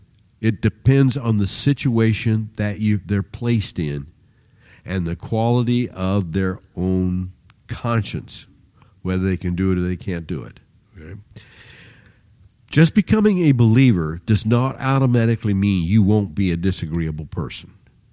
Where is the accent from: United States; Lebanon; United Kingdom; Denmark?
United States; Independence, Missouri; When we grew up in Independence, Missouri, I had two brothers. There were three of us.